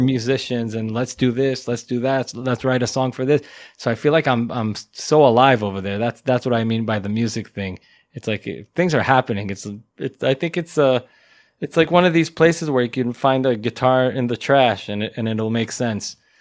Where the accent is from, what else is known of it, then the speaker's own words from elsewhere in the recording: Israel; We came all the way from Israel